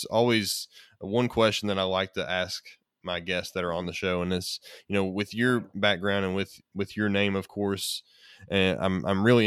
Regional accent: Kentucky, United States; I'm from Kentucky

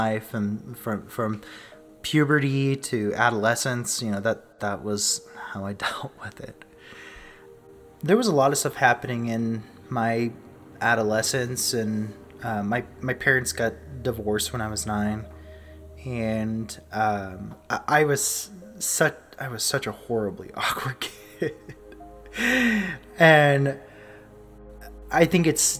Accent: Southern California, United States; now in Rexburg, Idaho, United States; I was born and raised in Southern California

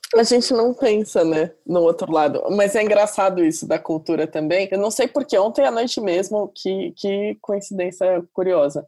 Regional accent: Santos, São Paulo, Brazil; estou sendo santista bairrista

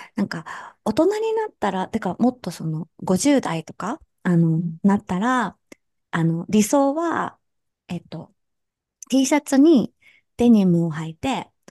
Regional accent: Kansai, Japan; すぐ関西人だからさ

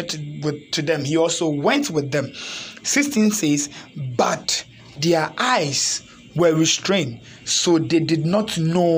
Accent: Ghana; typical Africans born and raised in Ghana

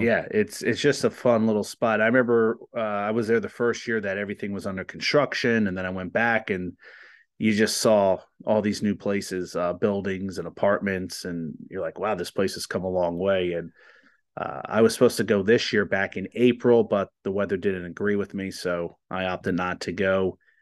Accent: New Jersey, United States; moved away; I'm from New Jersey

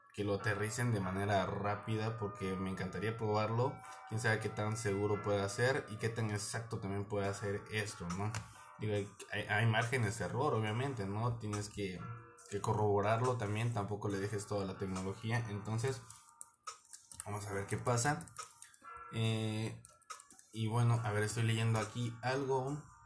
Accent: Mexico; somos mexicanos

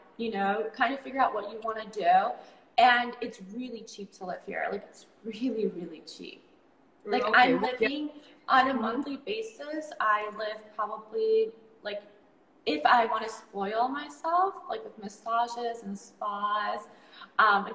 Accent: Chicago, Illinois, United States; moved away as an adult; now in Bali, Indonesia; I grew up in Chicago

